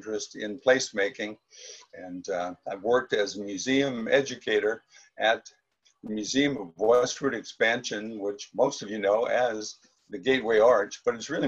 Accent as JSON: {"language": "English", "town": "St. Louis", "region": "Missouri", "country": "United States", "tie": "born or raised there", "also_born_or_lived": "Nebraska / Detroit", "moved": "as an adult", "said": "returned my hometown of St. Louis"}